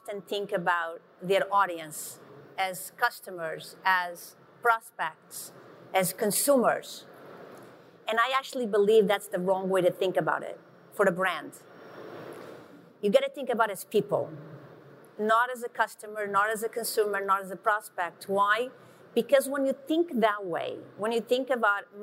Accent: Portugal; moved away; I grew up in Portugal, in a very small village of 1,000 people

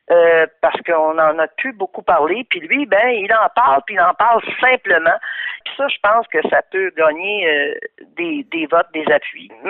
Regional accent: Quebec, Canada

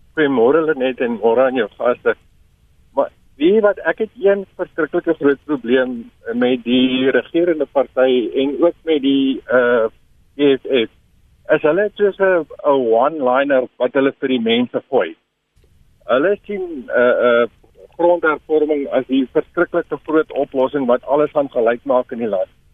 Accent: South Africa

